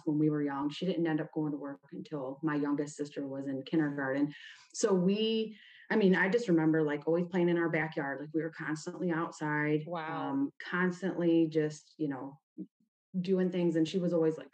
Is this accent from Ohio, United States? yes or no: yes; Toledo, Ohio, United States; also born or lived in Oregon, Ohio; I was born in Toledo, Ohio. Actually, I was born in Oregon, but Toledo's where I grew up